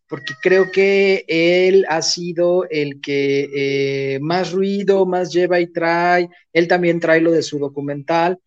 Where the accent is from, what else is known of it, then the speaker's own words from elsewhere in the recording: Mexico; como buen este, eh, mexicano